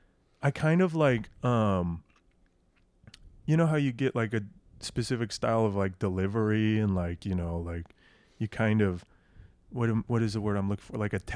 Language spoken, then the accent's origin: English; Nebraska, United States; sometimes people are surprised to hear, like, I grew up in Nebraska. Nebraska doesn't have an accent.